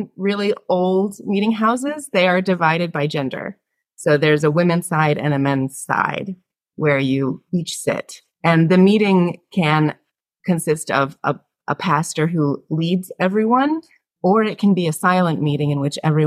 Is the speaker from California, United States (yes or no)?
no; south coast of Massachusetts, United States; now in Yonkers, United States; I still call home the south coast of Massachusetts, where I was raised and where my family lives